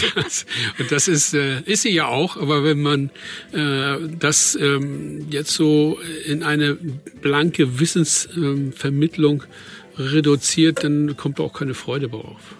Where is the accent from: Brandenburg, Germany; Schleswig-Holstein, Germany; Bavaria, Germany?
Schleswig-Holstein, Germany; Fehmarn; Beide kommen wir aus Ostholstein, ich von Fehmarn, er von, aus Oldenburg